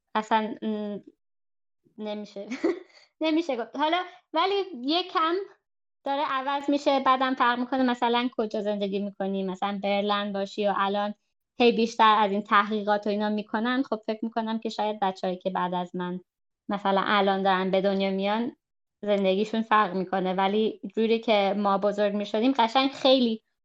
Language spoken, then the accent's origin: Persian; Germany; من 25 سالمه و در آلمان بزرگ شدم